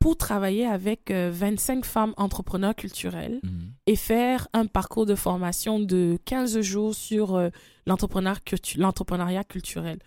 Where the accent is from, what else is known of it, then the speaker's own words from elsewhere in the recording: Cameroon; je suis du Cameroun